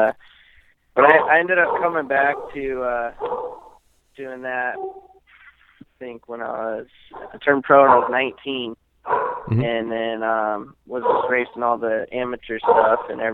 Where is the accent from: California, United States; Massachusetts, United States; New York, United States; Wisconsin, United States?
California, United States; Santa Clarita; I actually just turned 22 last month, and then from Santa Clarita, California